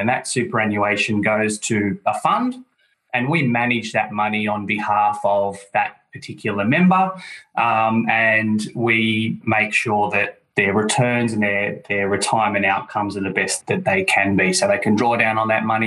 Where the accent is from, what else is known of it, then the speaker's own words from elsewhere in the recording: Sydney, New South Wales, Australia; I'm from Sydney, Australia, as your listeners could probably tell by the accent.